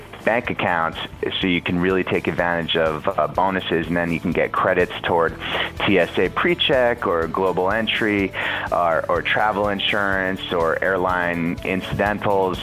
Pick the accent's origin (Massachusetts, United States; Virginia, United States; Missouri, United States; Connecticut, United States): Connecticut, United States; I grew up in Connecticut, and we grew up going to the Jersey Shore